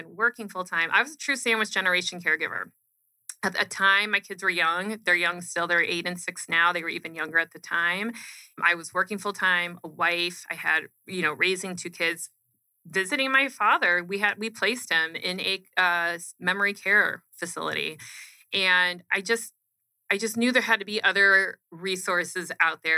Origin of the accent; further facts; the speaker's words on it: Arizona, United States; Born and raised in Arizona. So I've been here my whole life, minus a couple years in there.